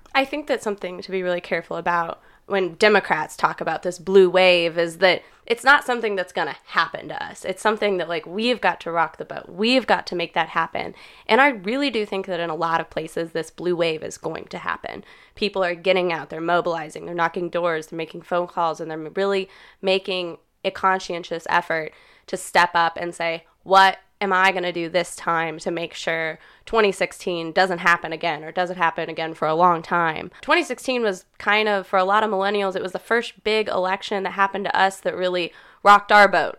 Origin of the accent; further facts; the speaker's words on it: Kirksville, Missouri, United States; I'm from Kirksville, born and raised in kind of rural Missouri.